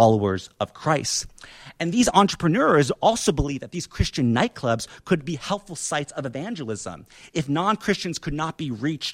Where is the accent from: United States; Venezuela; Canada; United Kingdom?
United States; Indiana; my hometown of Indiana, in Indiana